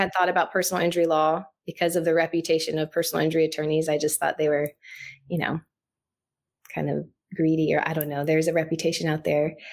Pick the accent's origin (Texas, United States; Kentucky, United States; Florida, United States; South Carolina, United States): Florida, United States; Jacksonville; I'm a native Floridian. I grew up in Jacksonville, Florida